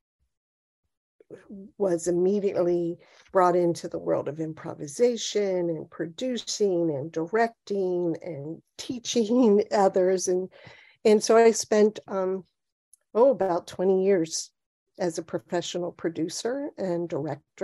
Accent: Cincinnati, Ohio, United States; moved away as an adult; also born or lived in Ann Arbor, Michigan; now in New Jersey, United States; I was born in Cincinnati, Ohio, and I grew up there

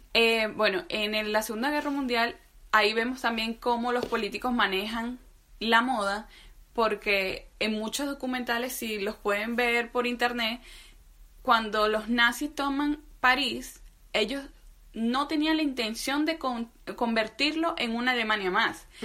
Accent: Venezuela; nosotros somos venezolanas

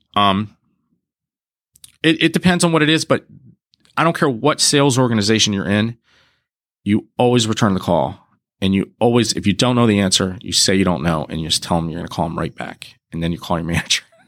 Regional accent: Harrisburg, Pennsylvania, United States; moved away as an adult; now in Pittsburgh, United States; I'm from the Harrisburg area. Um, and I ended up here for Pitt

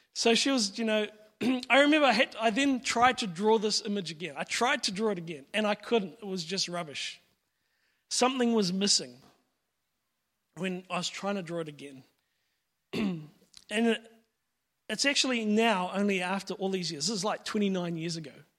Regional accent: Pakuranga, Auckland, New Zealand; I grew up in Pekaranga

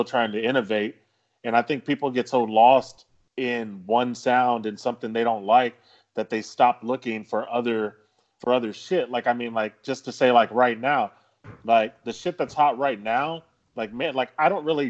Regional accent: the South, United States; we grew up here in the South

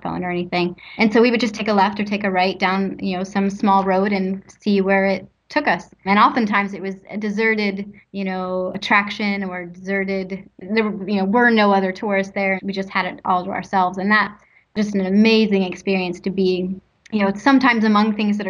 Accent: United States; being an American

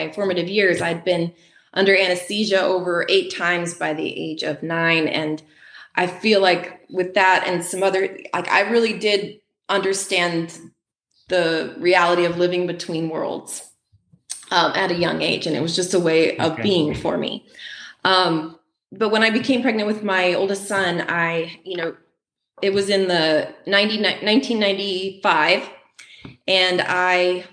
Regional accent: Appalachian Mountains in North Carolina, United States; moved away as an adult; now in Midwest, United States; I grew up in the Appalachian Mountains in North Carolina

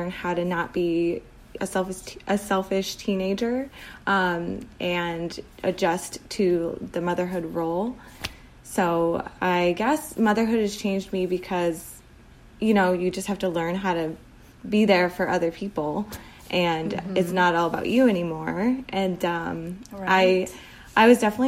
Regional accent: Chicago, Illinois, United States; I grew up in the suburbs of Chicago, and that's still where I am

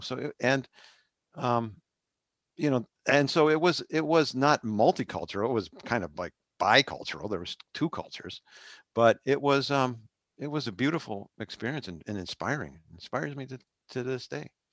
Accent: Arlington Heights, Illinois, United States; I grew up in Arlington Heights

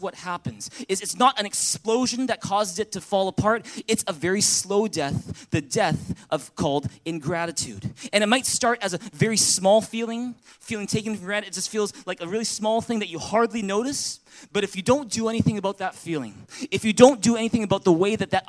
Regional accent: Vancouver, British Columbia, Canada; first language English; also born or lived in Taiwan; I was born here in Vancouver. I was born in Richmond General Hospital, just a couple blocks down the road. And, you know, I grew up speaking English.

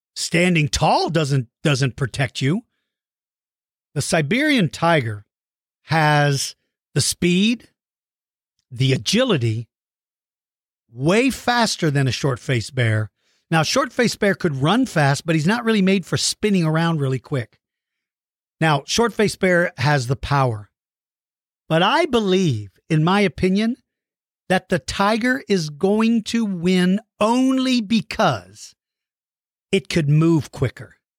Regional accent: Colorado Springs, Colorado, United States; I was born in Colorado Springs.

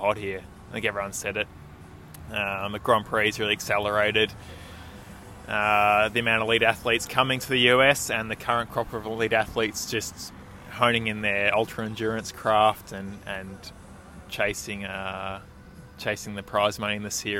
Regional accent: Bendigo, Victoria, Australia; moved away as an adult; now in United States; I grew up in Bendigo. I'm from a large family

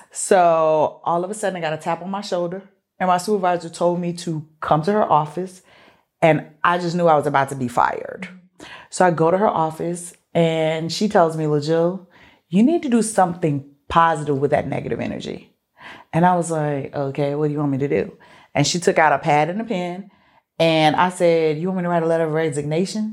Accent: Mobile, Alabama, United States; I grew up in Mobile.

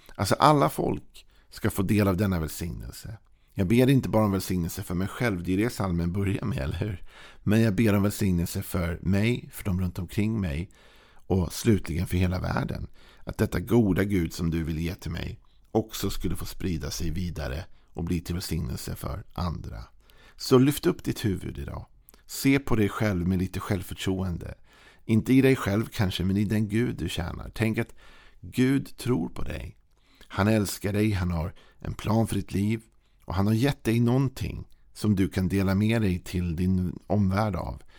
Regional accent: Sweden; som svensk när vi lever med vår jantelag

